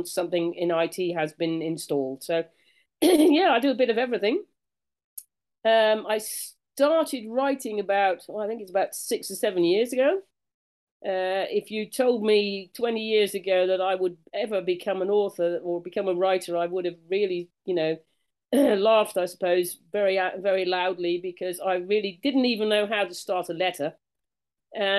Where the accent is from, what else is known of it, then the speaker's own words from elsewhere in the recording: United Kingdom; now in Netherlands; I'm a Brit by birth, so native Brit, and been living here in Holland for a long time